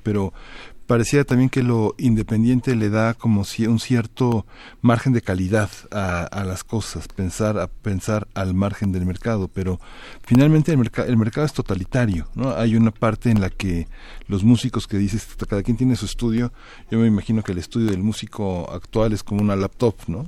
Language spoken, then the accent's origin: Spanish; Mexico; los músicos mexicanos